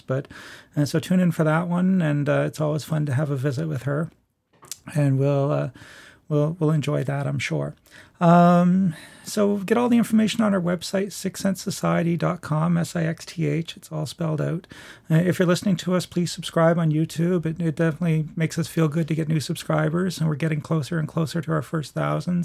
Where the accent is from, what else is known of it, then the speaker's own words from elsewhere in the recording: Nova Scotia, Canada; I was born and raised in Nova Scotia.